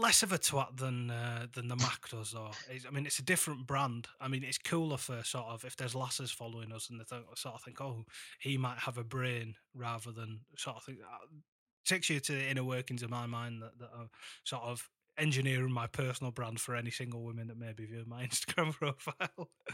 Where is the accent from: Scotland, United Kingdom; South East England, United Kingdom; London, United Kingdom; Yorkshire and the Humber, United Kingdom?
Yorkshire and the Humber, United Kingdom; Huddersfield; here to my hometown